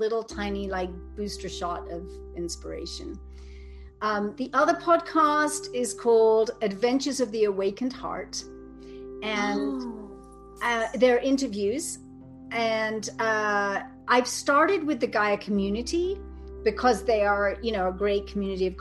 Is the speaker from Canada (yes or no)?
no; England, United Kingdom; I'm so English